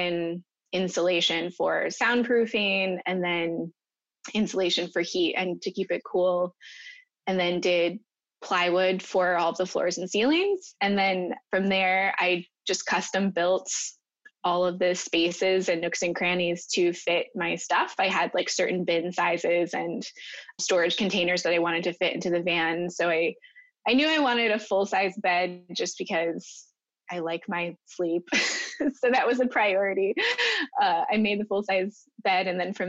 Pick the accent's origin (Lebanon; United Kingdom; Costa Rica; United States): United States; Minnesota; I mean, I grew up partially in Minnesota and partially overseas, and I've always kind of lived near water